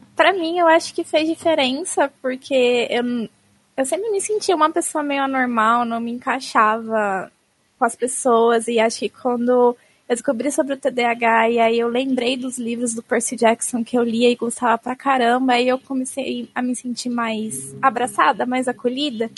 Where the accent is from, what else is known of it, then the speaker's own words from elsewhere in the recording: Osasco, São Paulo, Brazil; also born or lived in Jaraguá, São Paulo; Eu sou de Osasco, mas agora eu tô no Jaraguá, na casa do meu namorado